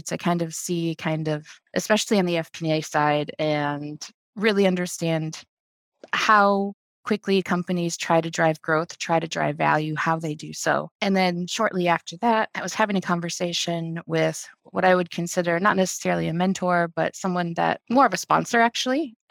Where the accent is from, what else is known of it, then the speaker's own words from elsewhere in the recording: Illinois, United States; I grew up in Illinois, went to the University of Illinois in Champaign